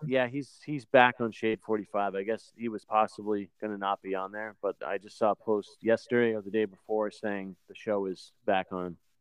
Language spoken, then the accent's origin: English; New Hampshire, United States; moved away; I'm, I'm originally from New Hampshire